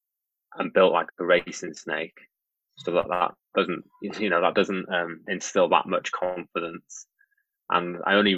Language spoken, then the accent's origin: English; North Wales, United Kingdom; I grew up in North Wales